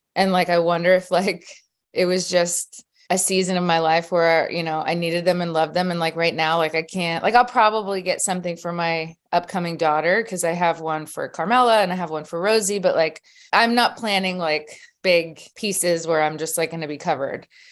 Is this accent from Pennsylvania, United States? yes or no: yes; Philadelphia, Pennsylvania, United States; born and raised in Philadelphia. Pennsylvania.